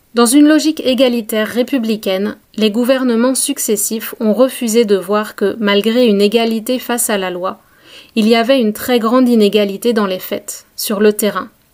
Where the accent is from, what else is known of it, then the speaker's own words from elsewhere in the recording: France; quand on habite dans une petite ville de province, comme là où j'ai grandi